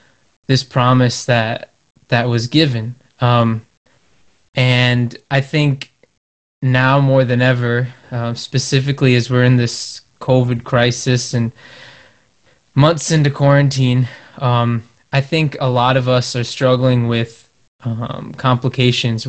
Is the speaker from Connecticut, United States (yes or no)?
yes; Connecticut, United States; I'm from Connecticut